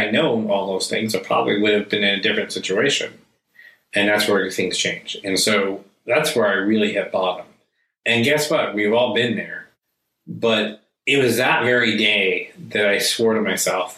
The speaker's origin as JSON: {"language": "English", "country": "United States", "tie": "born or raised there", "said": "I was born and raised here in the United States"}